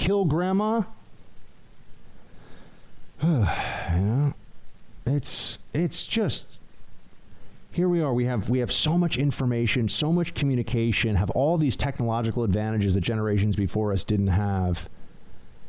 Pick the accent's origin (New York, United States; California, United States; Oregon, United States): New York, United States; New York City; as a New Yorker, as an American